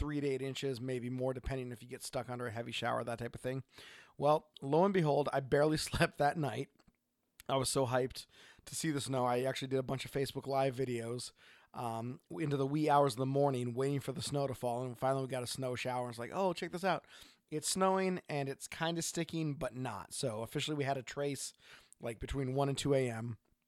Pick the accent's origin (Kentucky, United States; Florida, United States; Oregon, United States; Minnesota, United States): Oregon, United States; from Oregon.